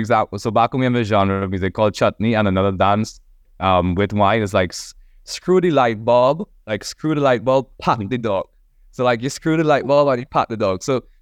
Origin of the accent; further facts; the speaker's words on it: Trinidad & Tobago; now in Canada; I'm from Trinidad and Tobago